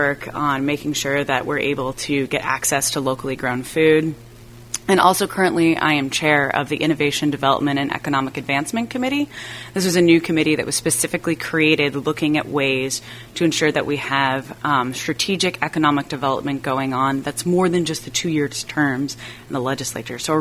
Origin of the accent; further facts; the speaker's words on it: Brunswick, Maine, United States; growing up in Brunswick is I have known Stan for a long time